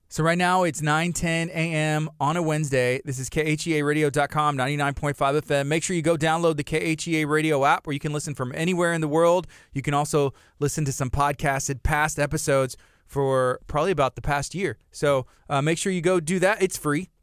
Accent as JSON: {"language": "English", "town": "Angleton", "region": "Texas", "country": "United States", "tie": "born or raised there", "said": "I grew up in, in Angleton"}